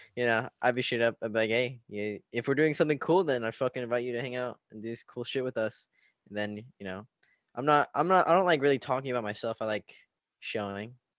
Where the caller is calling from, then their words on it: Orange County, California, United States; I'm calling from Orange County, California.